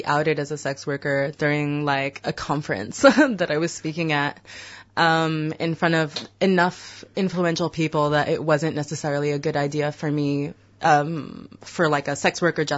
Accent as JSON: {"language": "English", "country": "United States", "moved": "yes", "said": "I'm from Turtle Island, so mm-hmm. the so-called USA"}